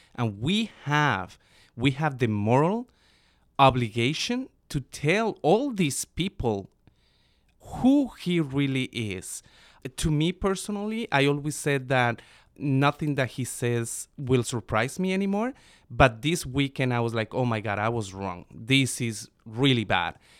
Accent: Bogota, Bogotá Capital District, Colombia; now in United States; I was born and raised in Bogota, Colombia.

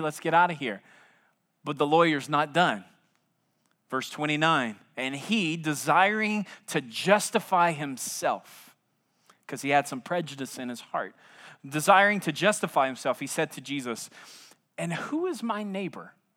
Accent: South Louisiana, United States; now in San Antonio, United States; I'm from South Louisiana

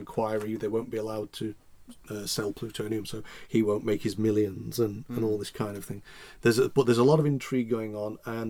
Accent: United Kingdom

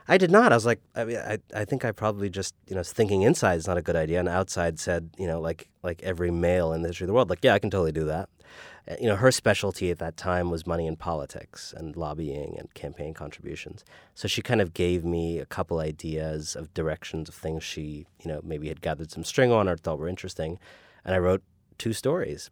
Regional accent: Cleveland, Ohio, United States; also born or lived in Paris, France; we lived in Cleveland for 7 years uh, for my first 7 years. We moved to Paris, France for 3 years

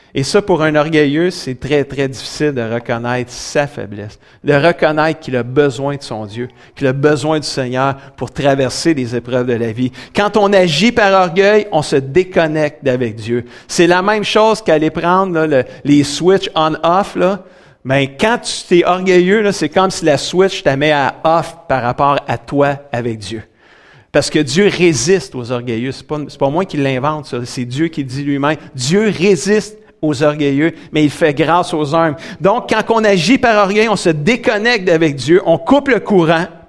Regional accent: Saint-Hyacinthe, Quebec, Canada; also born or lived in Grand Falls, New Brunswick / Sainte-Julie; Saint-Hyacinthe. C'est ma ville natale où ce que je suis né.

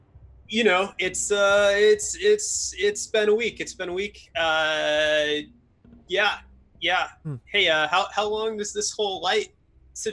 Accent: Washington, United States; No, I'm from Washington, actually. Just an hour and a half away.

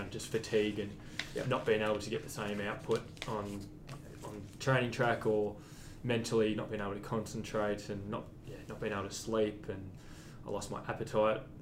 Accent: Warrnambool, Victoria, Australia; Growing up in Warrnambool

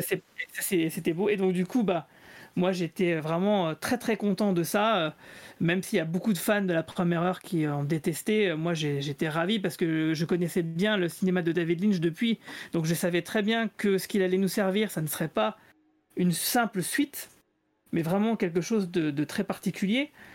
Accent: Metz, Grand Est, France; je suis de Metz

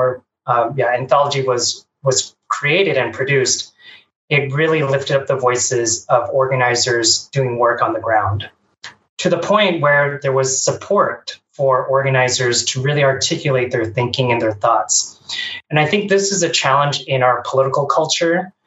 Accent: Bay Area, California, United States; born and raised in the Bay Area

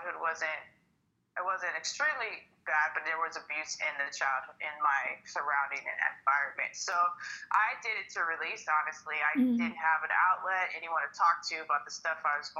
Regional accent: Minneapolis, Minnesota, United States; now in Arizona, United States; I am originally from Minneapolis, Minnesota, but I've lived in Arizona for about 14 years.

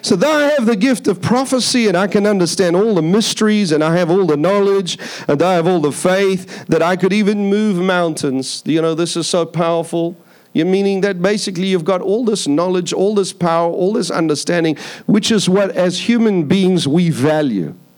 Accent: Durban, KwaZulu-Natal, South Africa; moved away; I come from South Africa. was born in South Africa, born in a place called Durban, South Africa. It's a beach city, a surfer city. So when I was young, I used to do a lot of surfing.

